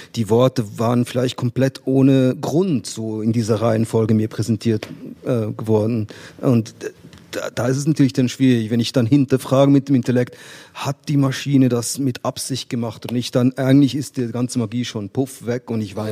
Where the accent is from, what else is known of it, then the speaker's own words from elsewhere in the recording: Switzerland; als Schweizer